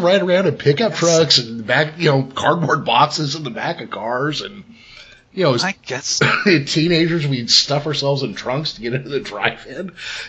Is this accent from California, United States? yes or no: yes; California, United States; in California, you know, we say process.